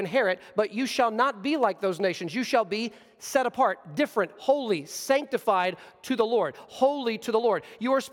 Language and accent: English; United States; as American Christians in this century